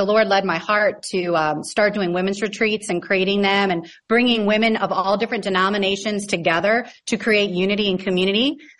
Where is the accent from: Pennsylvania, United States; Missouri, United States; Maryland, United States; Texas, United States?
Missouri, United States; St. Louis; I grew up in St. Louis, Missouri with my mom and my dad and my younger brother, Dan. And we just grew up in South County, a nice suburb life.